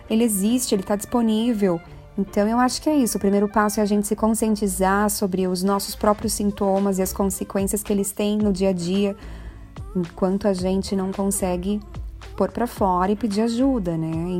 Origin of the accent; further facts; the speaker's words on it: Brazil; nós temos como brasileiros